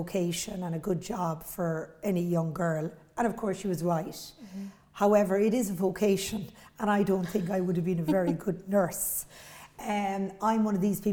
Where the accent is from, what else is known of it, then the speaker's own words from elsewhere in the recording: Cork, Munster, Ireland; I grew up in Beaumont or Blackrock, so four kids, only girl